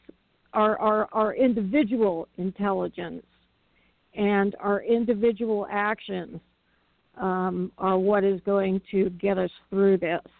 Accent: California, United States; my home state

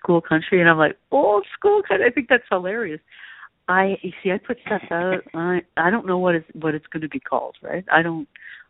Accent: Toronto, Ontario, Canada; I'm not from the country. I grew up in Toronto

